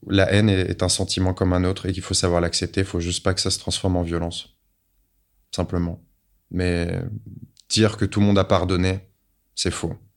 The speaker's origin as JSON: {"language": "French", "country": "France", "said": "je suis de la deuxième génération de l'immigration, hein, clairement, mais bon, moi je suis français simplement"}